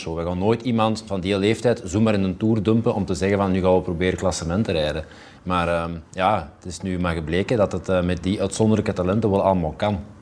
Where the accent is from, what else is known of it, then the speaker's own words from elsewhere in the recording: Flemings, Flanders, Belgium; Wij zijn dan altijd als Vlamingen voorzichtig